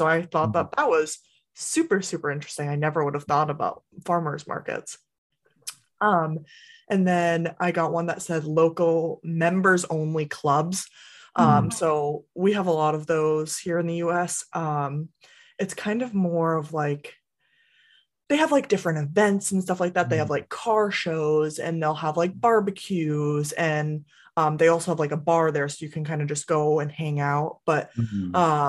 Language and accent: English; Massachusetts, United States; now in New Hampshire, United States; I'm originally from Massachusetts, but I moved to New Hampshire, just the state right above